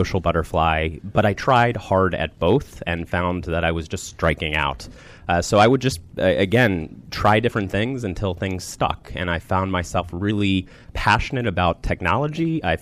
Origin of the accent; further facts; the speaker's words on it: Rockville, Maryland, United States; I grew up in the Rockville, Maryland area